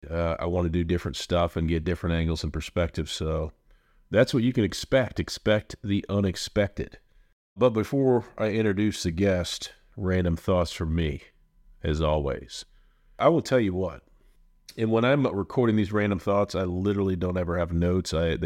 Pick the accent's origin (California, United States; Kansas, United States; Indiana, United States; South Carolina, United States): Indiana, United States; So again, I'm from Central Indiana. Way I was raised, work hard, get ahead, play hard, that type of thing